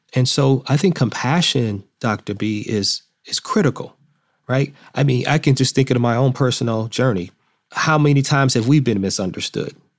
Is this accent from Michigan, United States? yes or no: yes; Detroit, Michigan, United States; I'm from Detroit, I was born in Detroit